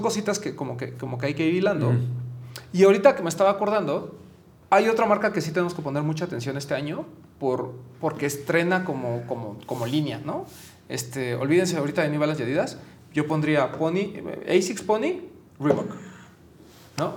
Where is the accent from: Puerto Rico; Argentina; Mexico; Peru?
Mexico; como mexicanos